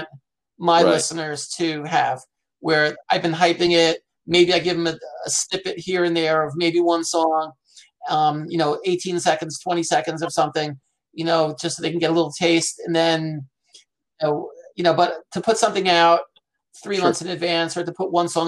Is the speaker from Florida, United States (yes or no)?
no; Rockland County, New York, United States; We grew up in Rockland County, New York